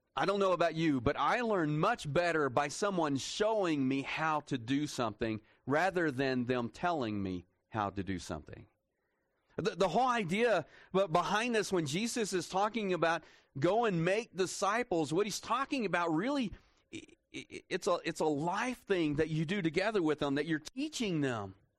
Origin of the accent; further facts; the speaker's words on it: Texas, United States; I'm from Texas